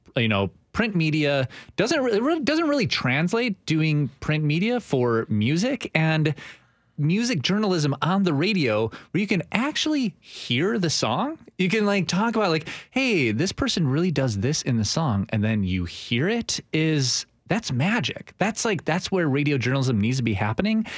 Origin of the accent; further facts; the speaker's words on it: Milwaukee, Wisconsin, United States; moved away as an adult; I was born in Milwaukee, Wisconsin, and I worked for a fantastic radio station there